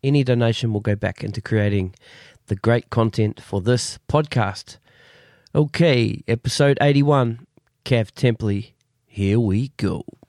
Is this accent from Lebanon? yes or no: no; New Zealand; now in Sydney, Australia; I'm a New Zealander.